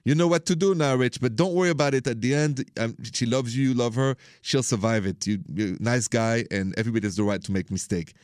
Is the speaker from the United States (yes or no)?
no; France; accent: French; English is a second language; moved away; As you can hear in my accent, I am from France